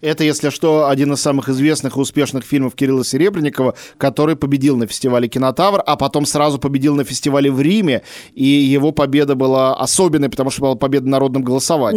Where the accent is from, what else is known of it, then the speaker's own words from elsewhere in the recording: Russia; я из России